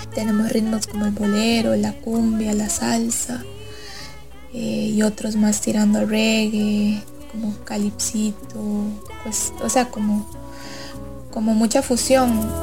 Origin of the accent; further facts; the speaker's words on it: Abangares canton, Guanacaste, Costa Rica; Yo soy del cantón de Avangares en Guanacaste